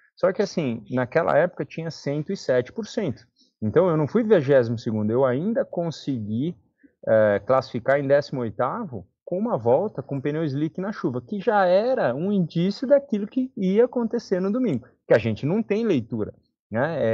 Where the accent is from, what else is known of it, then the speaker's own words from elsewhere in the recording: Brazil; sou muito brasileiro